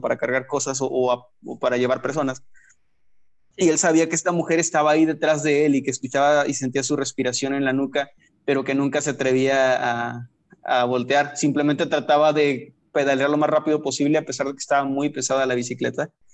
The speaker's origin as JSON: {"language": "Spanish", "town": "Matamoros", "region": "Tamaulipas", "country": "Mexico", "tie": "born or raised there", "said": "yo soy de Matamoros, Tamaulipas"}